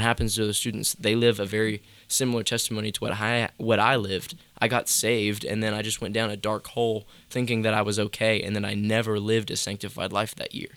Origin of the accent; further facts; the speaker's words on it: between Charlotte and Greensboro, North Carolina, United States; also born or lived in near Raleigh, North Carolina / Liberty University, Virginia; between Charlotte and Greensboro, kinda like that mid split is where I, like, grew up and was born and raised.